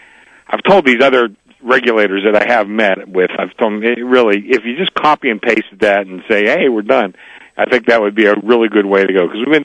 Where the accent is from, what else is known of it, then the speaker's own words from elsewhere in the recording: Pittsburgh, Pennsylvania, United States; now in Las Vegas, United States; you guys know that I'm from Pennsylvania.